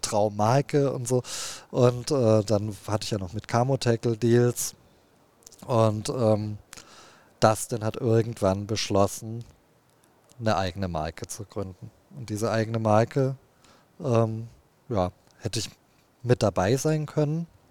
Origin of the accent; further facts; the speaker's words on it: Heilbronn, Baden-Württemberg, Germany; ich bin ja in Baden-Württemberg am Neckar groß geworden, äh, in Heilbronn